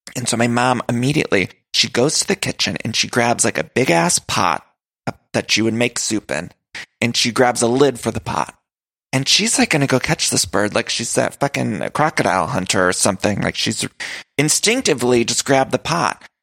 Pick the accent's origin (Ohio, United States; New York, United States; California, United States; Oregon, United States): Ohio, United States; moved away as an adult; now in Los Angeles, United States; I was the only one living at the house. It was fall, autumn, Ohio